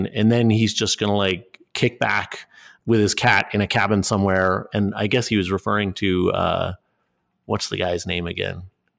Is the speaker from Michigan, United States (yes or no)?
no; Enfield, Connecticut, United States; moved away as an adult; also born or lived in China; I grew up in Enfield, Connecticut in the beginning.